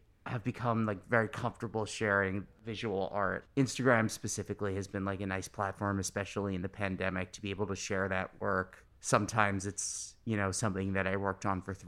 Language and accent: English; New York City, New York, United States; I'm born and raised in New York City